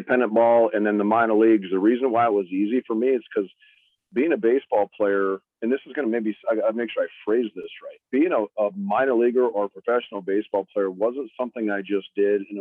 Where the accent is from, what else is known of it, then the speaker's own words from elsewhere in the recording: Fargo, North Dakota, United States; Fargo, my hometown